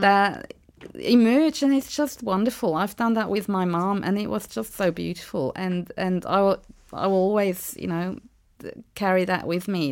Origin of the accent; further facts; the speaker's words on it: Switzerland; moved away as an adult; now in Eltham, Australia; I'm from Switzerland